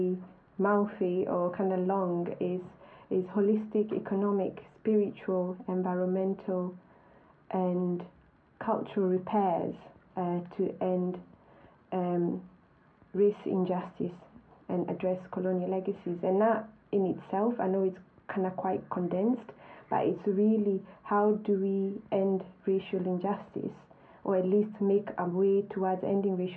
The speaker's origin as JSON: {"language": "English", "country": "Kenya", "tie": "born or raised there", "moved": "as an adult", "lives_now": "United Kingdom", "said": "I grew up in Kenya"}